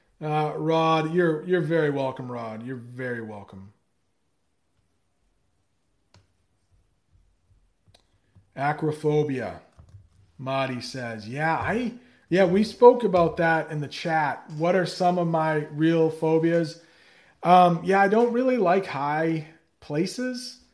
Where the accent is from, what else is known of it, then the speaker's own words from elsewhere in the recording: United States; as an American.